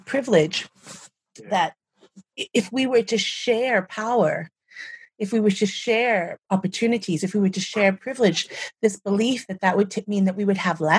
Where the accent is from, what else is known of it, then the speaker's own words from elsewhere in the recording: United States; moved away as an adult; when I left the United States, I was quite young